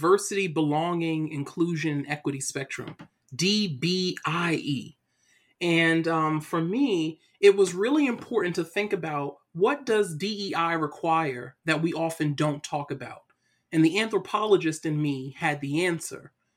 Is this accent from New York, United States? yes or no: yes; New York City, New York, United States; my story starts off in Brooklyn, New York. So I'm originally from Brooklyn.